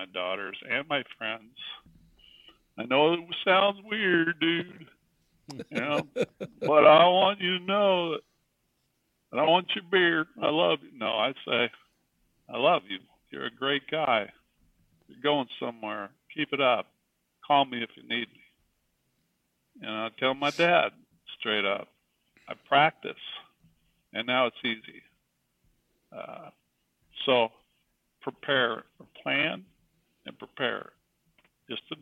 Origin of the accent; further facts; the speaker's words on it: Brownsville, Oregon, United States; also born or lived in San Diego, California; I grew up in Brownsville, Oregon, big town, Brownsville